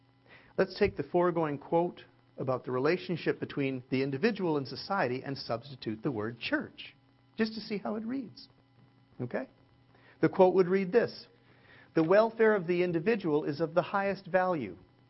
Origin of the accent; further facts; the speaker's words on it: California, United States; I'm a little cynical, but folks, I'm from Southern California, where we have perfected selfishness.